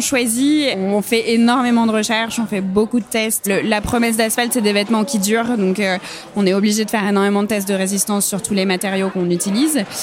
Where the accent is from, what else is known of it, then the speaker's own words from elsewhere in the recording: Saint-Étienne, Auvergne-Rhône-Alpes, France; now in Bordeaux, France; j'ai grandi à Saint-Étienne euh, dans la Loire.